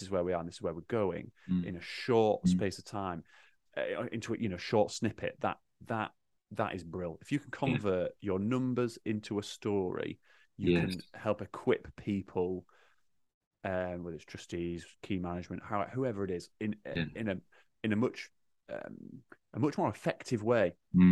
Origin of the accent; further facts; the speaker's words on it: Yorkshire and the Humber, United Kingdom; accent: Yorkshire; my Yorkshire accent